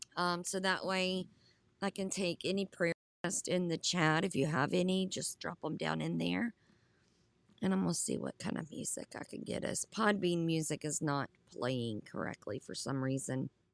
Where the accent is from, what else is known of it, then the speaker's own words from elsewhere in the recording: Southern United States, United States; accent: Southern; my Southern accent